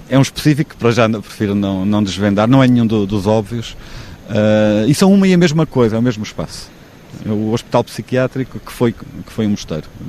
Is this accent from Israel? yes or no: no; Figueira da Foz, Coimbra District, Portugal; also born or lived in Florence, Italy / Praia da Barra; now in Vila do Conde area, Portugal; Sou da Figueira, vivi na, na Praia da Barra, custou-me ah, a ausência de mar quando vivi em Florença durante quatro anos